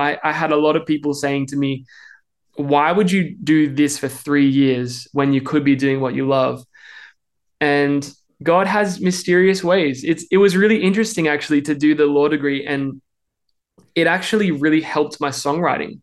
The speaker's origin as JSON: {"language": "English", "town": "Melbourne", "region": "Victoria", "country": "Australia", "tie": "born or raised there", "accent": "Australian", "moved": "as an adult", "lives_now": "Nashville, United States", "said": "I hope you can tell I'm Australian. I'm trying to keep that accent because we've been living in the States for the past three and a half years. And I grew up in Melbourne my whole life"}